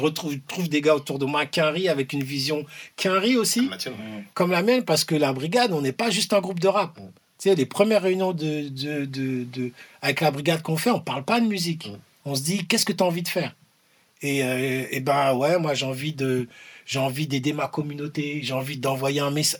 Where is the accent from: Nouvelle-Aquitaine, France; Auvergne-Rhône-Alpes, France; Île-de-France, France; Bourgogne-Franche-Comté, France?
Île-de-France, France; Ivry-sur-Seine; je viens d'Ivry-sur-Seine